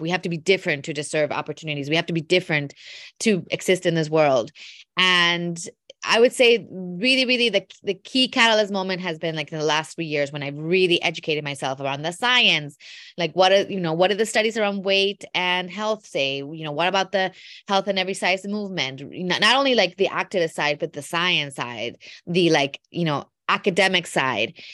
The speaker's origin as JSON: {"language": "English", "country": "Mexico", "tie": "born or raised there", "also_born_or_lived": "Wisconsin", "said": "I was born in Mexico, My mom is from Wisconsin, though, so I often think of myself as a immigrant American to Mexico 'cause I grew up in a household that was very, very Midwestern, um, in Mexico"}